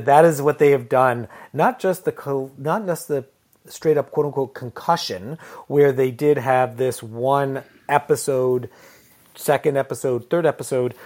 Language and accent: English; Connecticut, United States; now in Ontario, Canada; I lived in Connecticut, so New England, so we still had ice